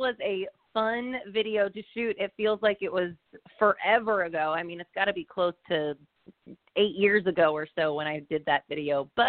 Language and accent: English; Cape Cod, Massachusetts, United States; moved away as an adult; now in Nashville, United States; but I am originally from Cape Cod, Massachusetts, and I moved to Nashville in 2008 to go to Belmont University.